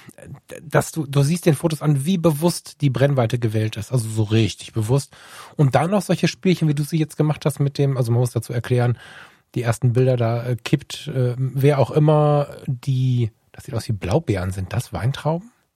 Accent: Düsseldorf, North Rhine-Westphalia, Germany; bei uns in Düsseldorf

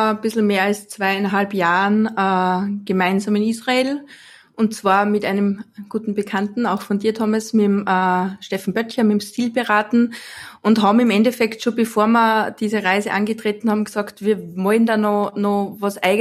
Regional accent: Austria; ich bin äh, Fotografin aus Österreich. Das wird man in meinem Dialekt hören.

